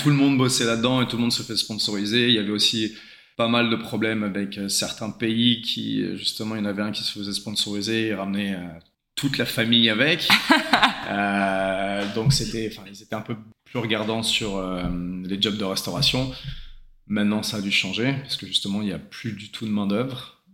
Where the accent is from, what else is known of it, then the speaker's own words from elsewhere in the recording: Saint-Germain-en-Laye, Île-de-France, France; moved away as an adult; also born or lived in New Zealand; now in Sydney, Australia; je viens de Saint-Germain-en-Laye, région parisienne